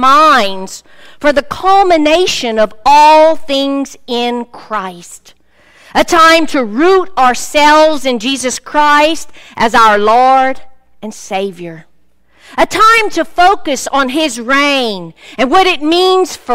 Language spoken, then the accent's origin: English; Cajun country, Louisiana, United States; I'm from Cajun country